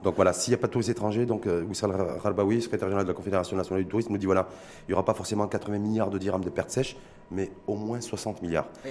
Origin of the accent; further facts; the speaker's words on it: Morocco; chez nous au Maroc